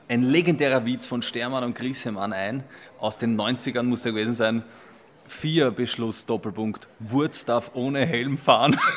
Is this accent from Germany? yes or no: no; Simmering, Vienna, Austria; Aber ich komme aus Simmering, ja, wenn man wie ich sage, 23 Bier